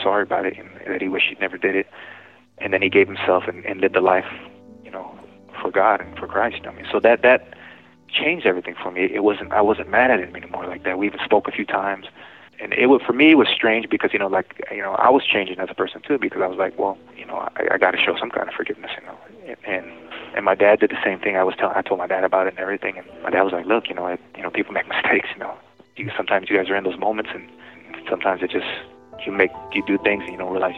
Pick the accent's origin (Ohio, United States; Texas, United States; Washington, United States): Washington, United States; Sunnyside; I was from Sunnyside too